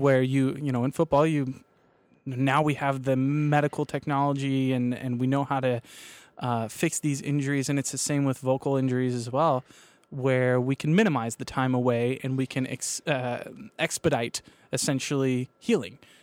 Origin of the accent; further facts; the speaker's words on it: Kansas, United States; I'm from Kansas